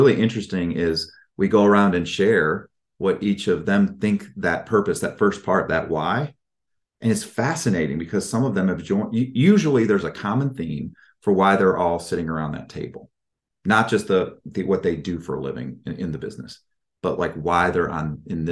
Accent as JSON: {"language": "English", "region": "Midwest", "country": "United States", "said": "I'm from the Midwest"}